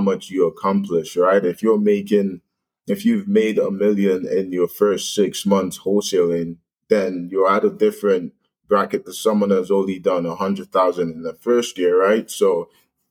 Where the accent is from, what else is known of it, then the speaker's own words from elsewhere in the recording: London, Ontario, Canada; I'm originally from London, Ontario here